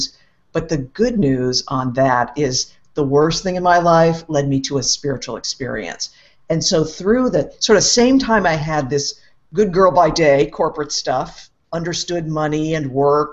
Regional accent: East Coast, United States; I grew up on the East Coast in the U.S.

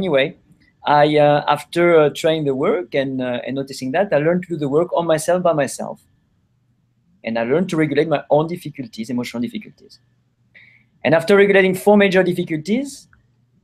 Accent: France; accent: French; now in California, United States; I'm French

